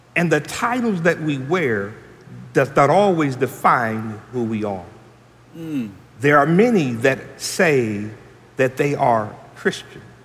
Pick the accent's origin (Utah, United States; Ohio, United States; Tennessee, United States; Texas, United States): Tennessee, United States; Franklin; I was born and raised here in Franklin